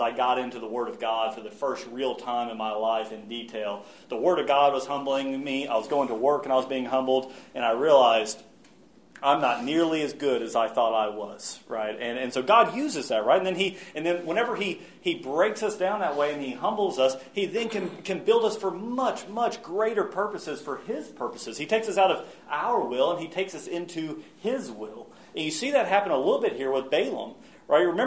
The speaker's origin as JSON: {"language": "English", "country": "United States", "said": "especially as American and especially as men"}